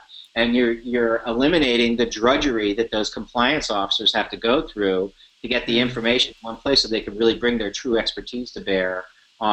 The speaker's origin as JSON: {"language": "English", "town": "New York City", "region": "New York", "country": "United States", "said": "I'm a New Yorker"}